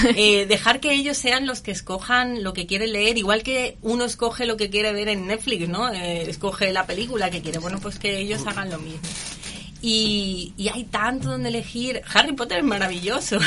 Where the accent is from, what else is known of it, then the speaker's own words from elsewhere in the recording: Spain; moved away as an adult; now in Curicó, Chile; yo soy española